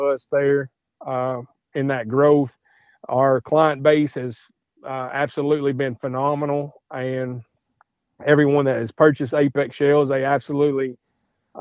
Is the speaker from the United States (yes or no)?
yes; Madisonville, Kentucky, United States; I am from Madisonville, Kentucky, so I'm warehousing some of these components and stuff here in Madisonville